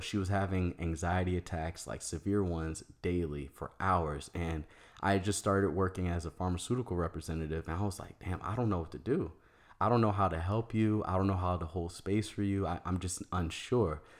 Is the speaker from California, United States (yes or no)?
no; Maryland, United States; moved away as an adult; also born or lived in Virginia / Washington, D.C. / Arizona; I was born in Virginia. I lived and grew up in Maryland, but I went to school in D C